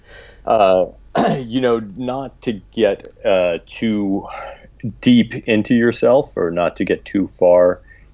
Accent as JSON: {"language": "English", "town": "Washington", "region": "District of Columbia", "country": "United States", "tie": "born or raised there", "also_born_or_lived": "Brooklyn, New York / Maryland", "said": "I grew up in the D.C. metro area and in Brooklyn, New York. We split our time. When I was 10, we moved from the D.C. metro area to Brooklyn. And then when I was 16, we moved back to Maryland"}